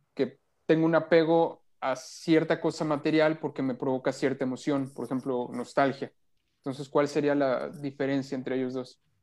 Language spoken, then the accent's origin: Spanish; Teziutlán, Puebla, Mexico; moved away as an adult; now in Monterrey, Mexico; mi pueblo, allá en Teciutlán.